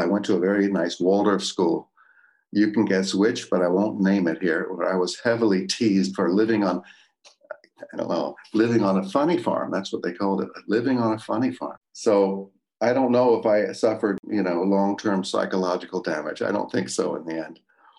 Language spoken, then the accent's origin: English; Glencraig, Northern Ireland, United Kingdom; And where I did land was in Camp Hill, Glencraig, outside of Belfast, Northern Ireland.